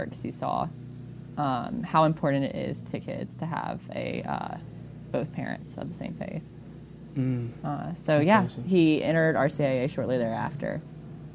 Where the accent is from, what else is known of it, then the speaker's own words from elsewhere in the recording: Mississippi Gulf Coast, United States; I grew up on the Mississippi Gulf Coast